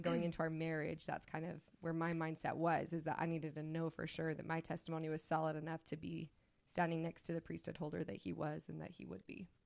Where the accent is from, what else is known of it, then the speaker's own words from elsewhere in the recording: St. George, Utah, United States; I grew up in Saint George, Utah